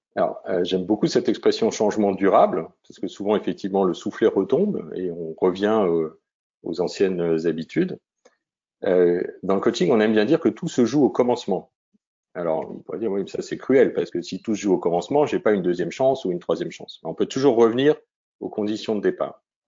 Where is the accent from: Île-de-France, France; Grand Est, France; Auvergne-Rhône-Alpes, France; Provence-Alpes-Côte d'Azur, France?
Grand Est, France; Vosges; ma région natale, même les Vosges